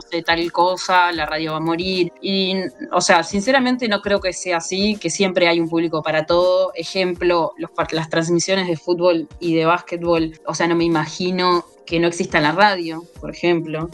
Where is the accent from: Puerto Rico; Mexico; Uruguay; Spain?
Uruguay; Colonia; yo soy de Colonia